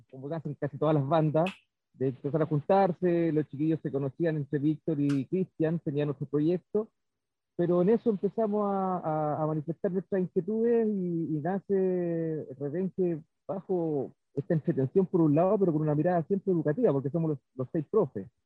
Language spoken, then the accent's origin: Spanish; Chile; como rockero chileno, casi todos los rockeros chilenos tenemos la influencia